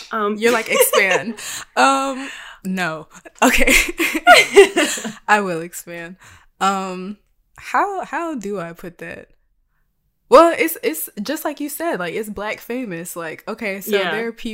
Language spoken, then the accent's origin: English; the South, United States; Well, as a Black person, a visibly Black person growing up in the South, I did not think I was anything.